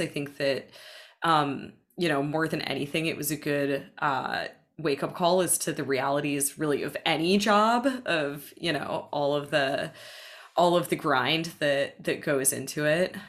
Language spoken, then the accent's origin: English; Boston, Massachusetts, United States; I grew up in the Boston area primarily um, from the age of, I guess, six years old or so onwards